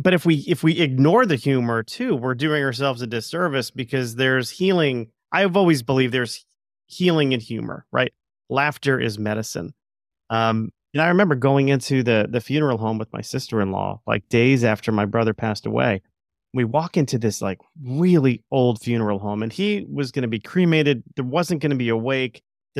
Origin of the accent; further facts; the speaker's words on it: Florida, United States; my brother, when we were growing up, we grew up in South Florida. Don't hold that against me.